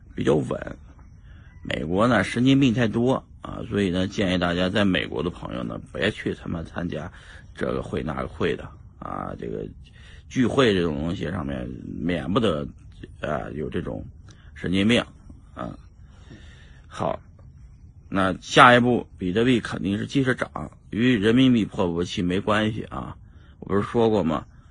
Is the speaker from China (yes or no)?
yes; China; 因为我们都是中国人